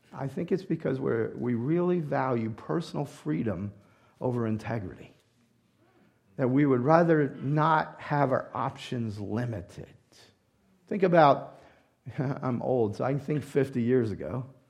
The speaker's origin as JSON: {"language": "English", "region": "the South", "country": "United States", "tie": "born or raised there", "moved": "yes", "said": "I grew up in the South, and this is our language charm"}